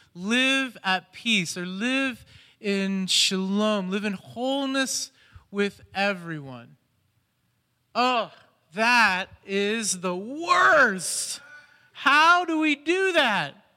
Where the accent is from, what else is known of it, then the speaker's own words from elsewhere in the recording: Columbus, Ohio, United States; moved away as an adult; now in Cleveland, United States; I'm from Columbus originally